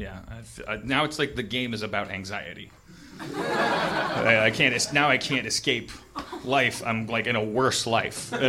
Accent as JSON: {"language": "English", "region": "Wisconsin", "country": "United States", "said": "I'm from Wisconsin"}